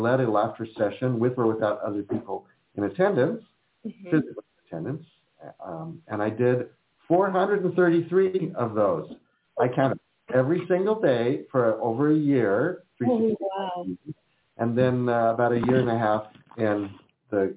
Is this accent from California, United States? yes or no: yes; California, United States; born or raised there; also born or lived in Philadelphia, Pennsylvania